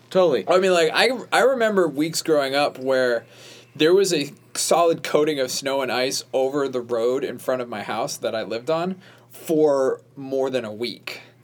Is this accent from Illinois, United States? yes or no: no; Rhode Island, United States; moved away; I grew up in Rhode Island